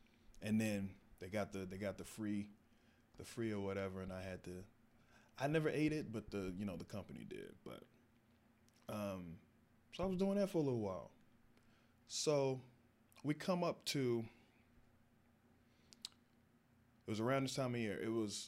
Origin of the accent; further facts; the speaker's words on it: the South, United States; You know, I'm from the South, we all got, you know, but they were into that.